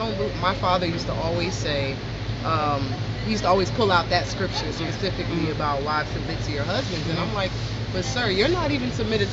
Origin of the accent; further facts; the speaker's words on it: Newark, New Jersey, United States; I'm from Newark.